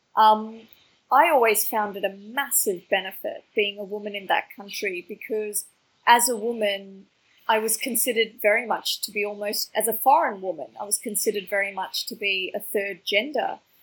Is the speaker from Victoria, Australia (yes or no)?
yes; Melbourne, Victoria, Australia; growing up in Australia, I didn't really see a lot of people, um, you know, from my kind of immigrant background